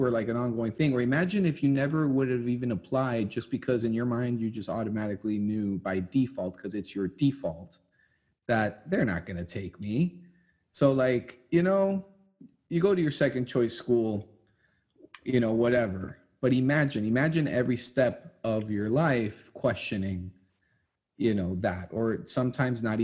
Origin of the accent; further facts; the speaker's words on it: Santiago, Santiago Metropolitan Region, Chile; now in Miami, United States; I'm from Santiago, Chile